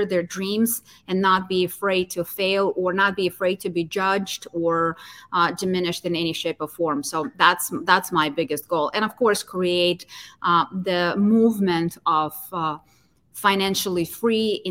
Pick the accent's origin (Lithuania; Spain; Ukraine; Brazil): Ukraine; moved away; my hometown, in my home country.